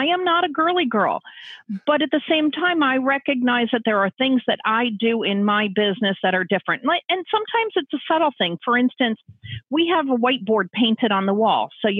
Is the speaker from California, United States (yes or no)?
yes; San Francisco, California, United States; And I grew up in that in San Francisco.